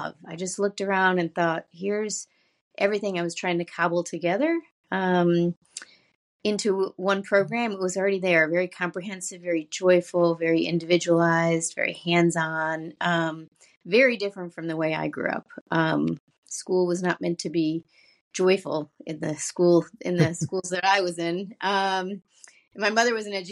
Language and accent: English; Buffalo, New York, United States; moved away as an adult; also born or lived in Syracuse, New York; now in Baltimore, United States; I grew up just outside of Buffalo, a small suburb, basically white Christian suburb